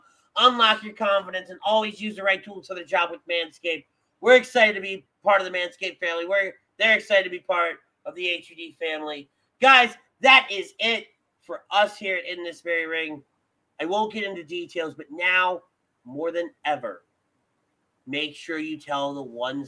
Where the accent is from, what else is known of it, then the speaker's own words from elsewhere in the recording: Levittown, Pennsylvania, United States; Levittown, Pennsylvania, my hometown.